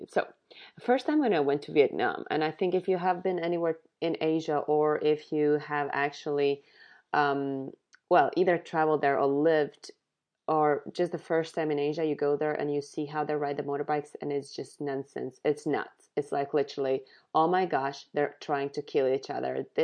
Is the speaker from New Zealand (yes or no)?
no; Vidzeme, Latvia; my favorite ones are now Ligatne and Cesis, which are really close to my hometown.